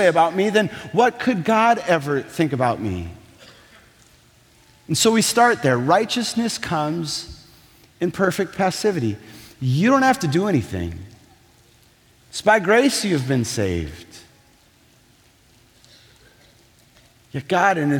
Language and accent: English; Minnesota, United States; I'm from Minnesota.